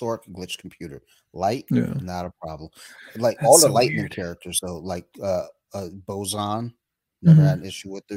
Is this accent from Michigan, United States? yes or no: yes; Detroit, Michigan, United States; I'm from Detroit. I'm a Lions fan